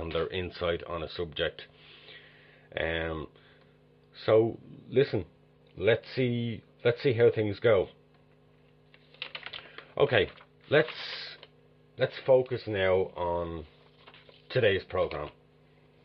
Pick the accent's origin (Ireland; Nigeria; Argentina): Ireland; Dublin, Leinster; I am originally from Dublin, Ireland.